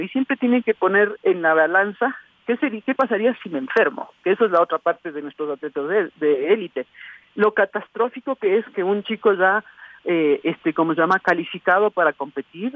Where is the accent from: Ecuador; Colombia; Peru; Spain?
Ecuador; lo que nosotros como ecuatorianos vemos